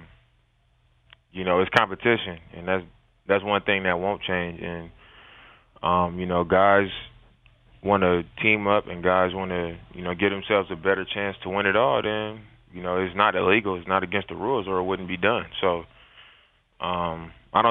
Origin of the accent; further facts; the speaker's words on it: Oakland, California, United States; also born or lived in Utah; now in Portland, United States; I'm from Oakland.